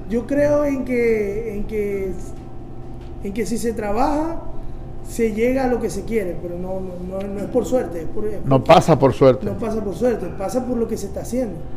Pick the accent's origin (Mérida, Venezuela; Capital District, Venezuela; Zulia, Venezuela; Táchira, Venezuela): Zulia, Venezuela; Maracaibo; no, pero yo soy de Maracaibo, y yo soy más maracucho que el puente.